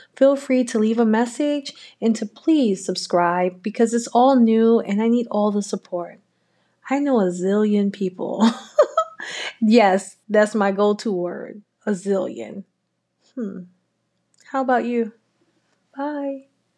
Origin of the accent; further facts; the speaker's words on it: New York City, New York, United States; I'm a native New Yorker, born and raised in Harlem